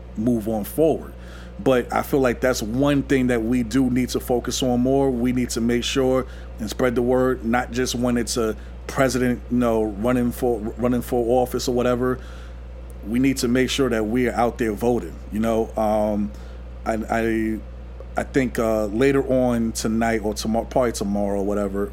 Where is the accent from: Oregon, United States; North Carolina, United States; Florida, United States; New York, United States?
New York, United States; New York City; we both from New York and everything. I'm from Queens